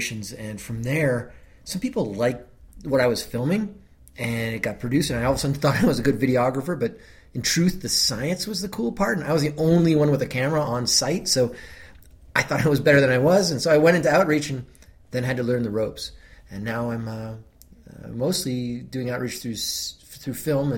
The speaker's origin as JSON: {"language": "English", "town": "Boston", "region": "Massachusetts", "country": "United States", "said": "I'm American. I'm from Boston."}